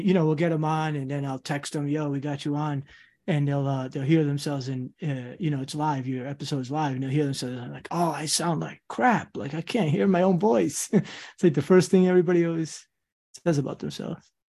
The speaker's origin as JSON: {"language": "English", "town": "Central Falls", "region": "Rhode Island", "country": "United States", "tie": "born or raised there", "also_born_or_lived": "Queens, New York", "said": "Central Falls, Rhode Island is where I went, like, high school and all that, what I kinda call home"}